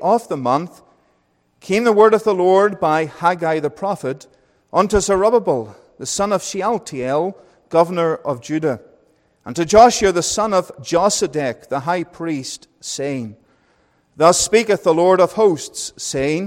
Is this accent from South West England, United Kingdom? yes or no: no; Northern Ireland, United Kingdom; accent: Northern Irish; moved away as an adult; also born or lived in Wales / England; now in Calgary, Canada; I went from being Northern Irish to Welsh to English and back to being Northern Irish.